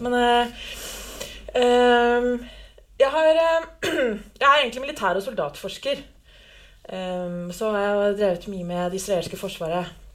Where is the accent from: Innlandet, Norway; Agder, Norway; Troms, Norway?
Innlandet, Norway; Lillehammer; Jeg er født og oppvokst på Lillehammer.